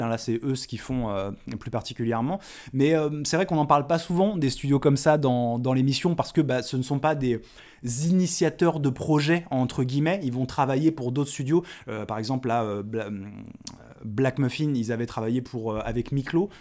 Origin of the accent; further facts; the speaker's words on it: Lyon, Auvergne-Rhône-Alpes, France; moved away; je suis né à Lyon, euh, troisième, 3